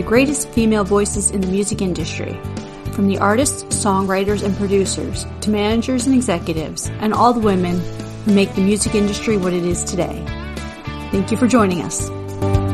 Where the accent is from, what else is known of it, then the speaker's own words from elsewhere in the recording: Northeast, United States; moved away; I grew up Northeast.